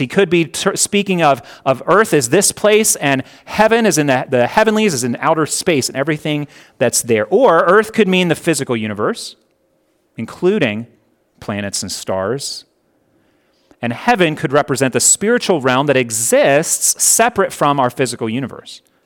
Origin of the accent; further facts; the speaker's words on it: Connecticut, United States; now in Hurricane, United States; I was born in Connecticut.